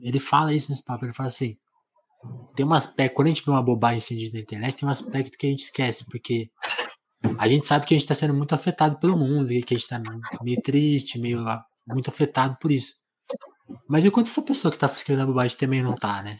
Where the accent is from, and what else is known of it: Brazil